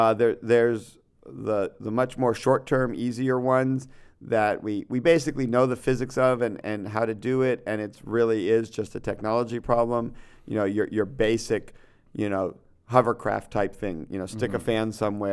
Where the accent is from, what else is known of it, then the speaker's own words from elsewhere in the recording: Connecticut, United States; Keep in mind, I grew up like in Connecticut, where we didn't really have a lot of skateboarding yet.